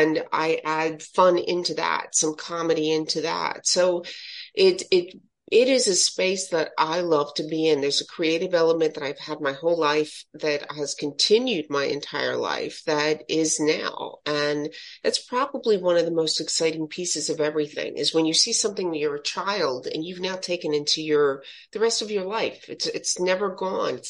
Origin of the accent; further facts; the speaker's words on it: Philadelphia, Pennsylvania, United States; Philadelphia, born and raised in Philadelphia.